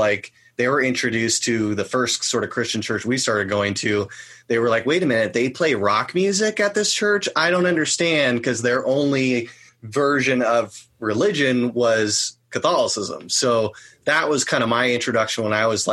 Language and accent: English; Orange County, California, United States; I grew up in Orange County, California